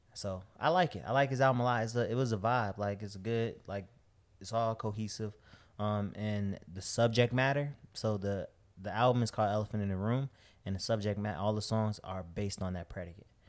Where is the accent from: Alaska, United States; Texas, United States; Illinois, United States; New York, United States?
Illinois, United States; Chicago; moved away as an adult; also born or lived in Miami; I'm from Chicago